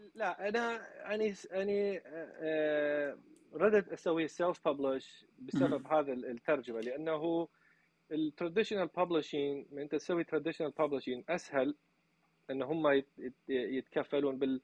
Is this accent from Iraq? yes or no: yes; Iraq; now in Nashville, United States; احنا العراقيين